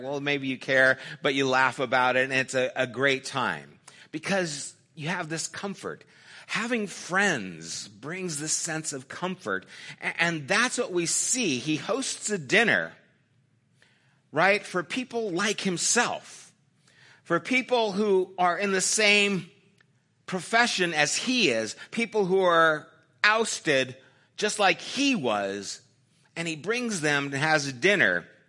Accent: United States; I'm an American

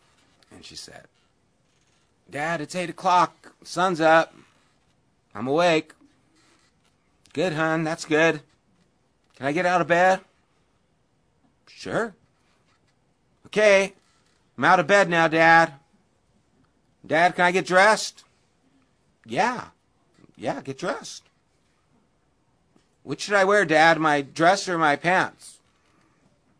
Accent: Upland, United States; I'm in Upland here.

